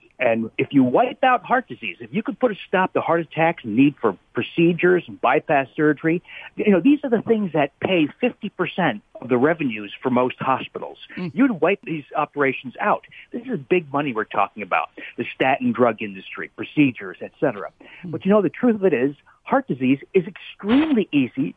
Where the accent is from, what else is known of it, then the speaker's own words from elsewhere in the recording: New Jersey, United States; I grew up in New Jersey